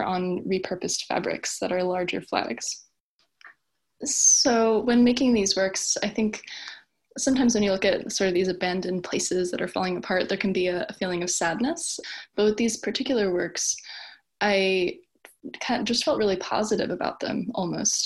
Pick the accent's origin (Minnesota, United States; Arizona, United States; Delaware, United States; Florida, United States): Delaware, United States; Wilmington; moved away as an adult; also born or lived in southern New Jersey / Newport, Delaware / Washington, D.C.; now in Catskill, New York, United States; I grew up in Wilmington, Delaware, and moved around in kind of different situations.